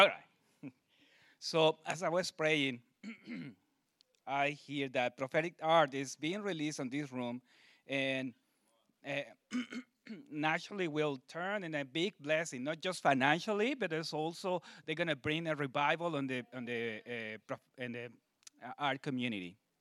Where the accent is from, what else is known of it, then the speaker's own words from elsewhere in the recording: Mexico City, Mexico; moved away; I'm from Mexico City